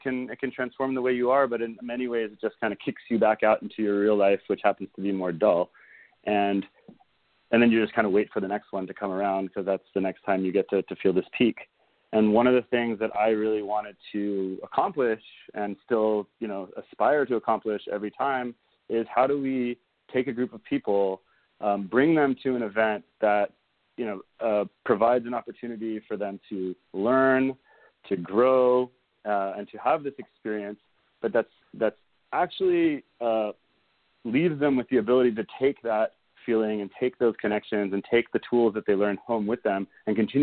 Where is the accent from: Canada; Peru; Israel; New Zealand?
Israel; now in United States; I grew up in Israel